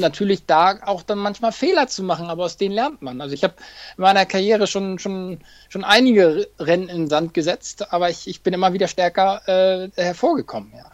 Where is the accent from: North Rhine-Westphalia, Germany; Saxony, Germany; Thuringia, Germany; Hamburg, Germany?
Hamburg, Germany; Hamburg will ich natürlich auch nochmal laufen, äh, meine Heimatstadt.